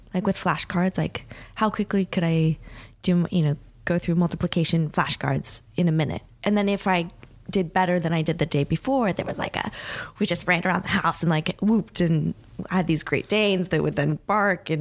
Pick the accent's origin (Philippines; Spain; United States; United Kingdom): United States; Los Angeles, California; I was born and raised in Los Angeles, California